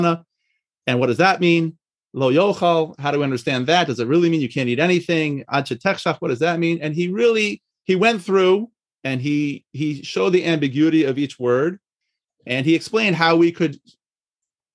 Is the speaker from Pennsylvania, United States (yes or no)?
no; Washington, District of Columbia, United States; moved away as an adult; also born or lived in Monsey / Israel; was born and raised in the Washington, D.C. area